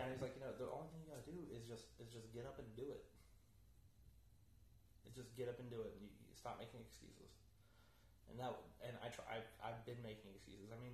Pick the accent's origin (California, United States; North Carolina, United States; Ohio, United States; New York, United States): North Carolina, United States; Fayetteville; my hometown of Fayetteville, mm-hmm. North